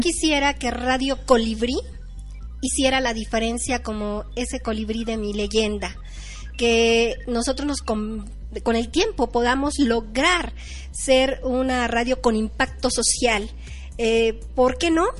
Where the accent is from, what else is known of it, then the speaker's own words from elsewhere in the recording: State of Mexico, Mexico; primero aquí en mi país, en mi estado de México, en México